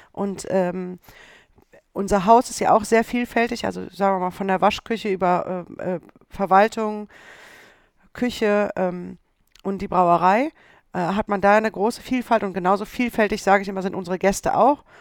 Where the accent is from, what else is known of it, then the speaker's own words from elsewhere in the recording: Düsseldorf, North Rhine-Westphalia, Germany; Düsseldorf ist meine Heimat.